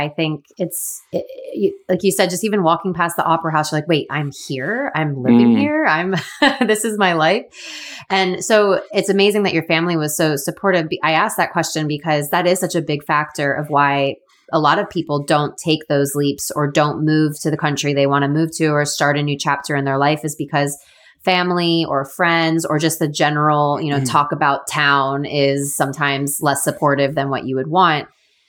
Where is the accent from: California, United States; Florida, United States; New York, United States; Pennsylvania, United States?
Florida, United States; moved away as an adult; also born or lived in Sydney; I'm from Florida and it's also beautiful weather, but it rains a lot.